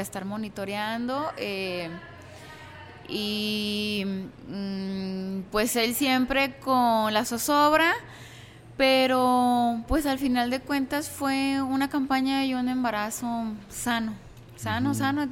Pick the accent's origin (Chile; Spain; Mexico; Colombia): Mexico; Zapotlanejo, Jalisco; soy de aquí de Zapotlanejo, mi familia es también orundia de aquí